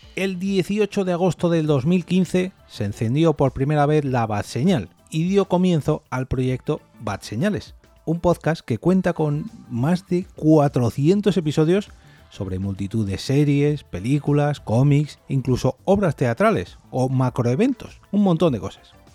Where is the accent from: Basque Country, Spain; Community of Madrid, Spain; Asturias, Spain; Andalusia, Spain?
Community of Madrid, Spain; Madrid; yo soy de Madrid